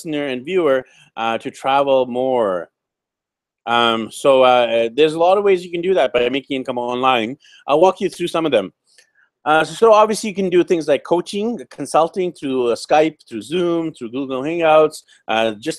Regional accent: Canada; I'm Indian Canadian, my wife's Filipino

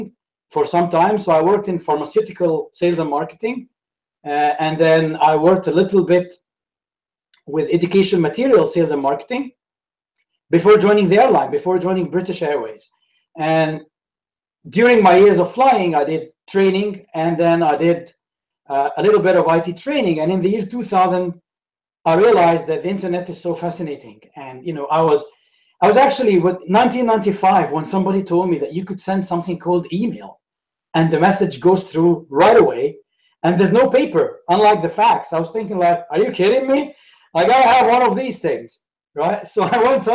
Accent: Alexandria, Alexandria Governorate, Egypt; English is a second language; moved away as an adult; also born or lived in Saudi Arabia / Bahrain / United Kingdom / Canada; So I'm from Alexandria, which is the north of Egypt. And I grew up there

